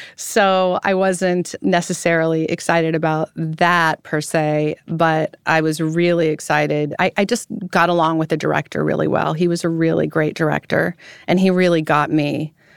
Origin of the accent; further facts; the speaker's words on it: Roseville, California, United States; moved away as an adult; also born or lived in France; I was born in Roseville, California